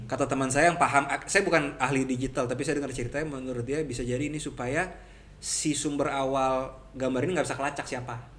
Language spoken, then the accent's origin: Indonesian; Jakarta, Indonesia; kita orang Jakarta